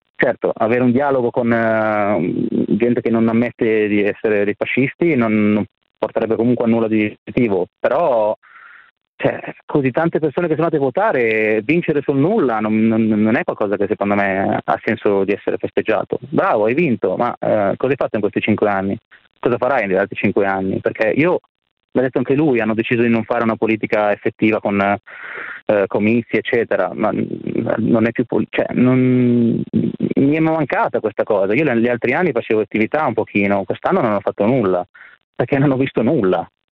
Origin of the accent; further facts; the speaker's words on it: Milan, Lombardy, Italy; Io però sono di Milano